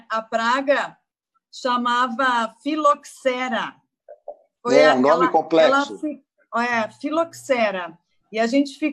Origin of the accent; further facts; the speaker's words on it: Caxias do Sul, Rio Grande do Sul, Brazil; also born or lived in Farroupilha; Eu fui criada em Caxias, Farroupilha, né?